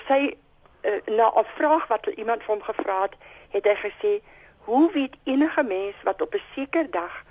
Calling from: Tilburg, North Brabant, Netherlands; Môre net, ek is hier van Tilburg.

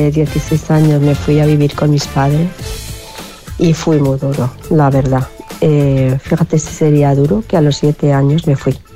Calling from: Madrid, Community of Madrid, Spain; Hola, soy … de Madrid.

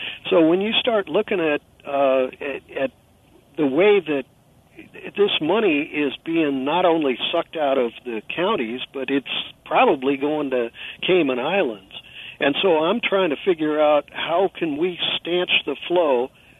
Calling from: California, United States; I'm calling you from California

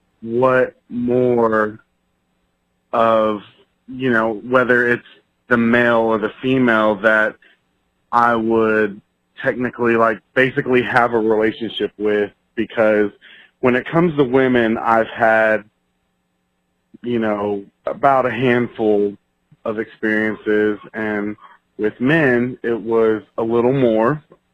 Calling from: Houston, Texas, United States; I'm calling from Houston, Texas.

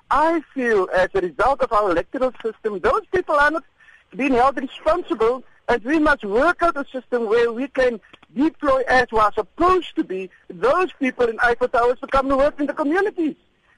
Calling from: George, Western Cape, South Africa; I'm calling from George.

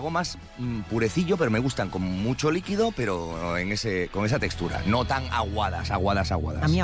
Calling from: Tenerife, Canary Islands, Spain; desde Tenerife. Y mi plato de cuchara favorito, pues como buena canaria, es el rancho canario

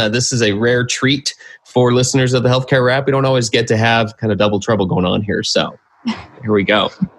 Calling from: Phoenix, Arizona, United States; I'm calling in from Phoenix.

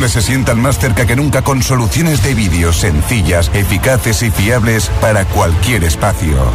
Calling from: Madrid, Community of Madrid, Spain; Hola, buenas tardes, Josué. … de Madrid.

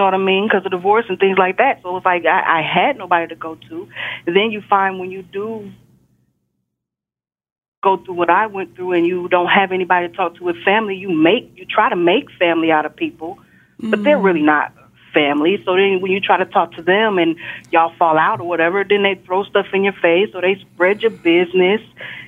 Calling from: Texas, United States; I'm calling from Texas.

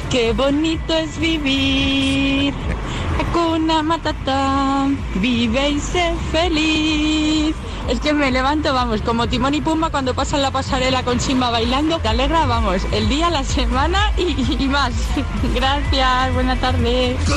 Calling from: Madrid, Community of Madrid, Spain; de Madrid.

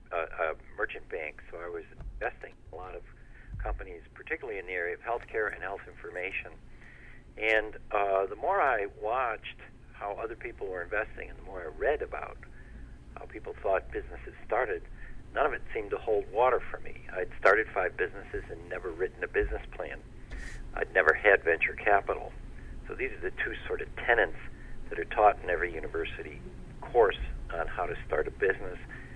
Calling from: Baltimore, Maryland, United States; I'm in Baltimore in the middle of a snowstorm.

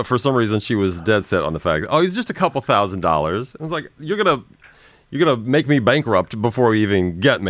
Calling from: Dubai, United Arab Emirates; I'm calling from Dubai.

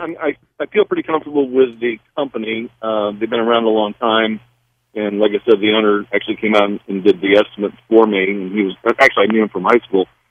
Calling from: Maryland, United States; I'm calling from Maryland.

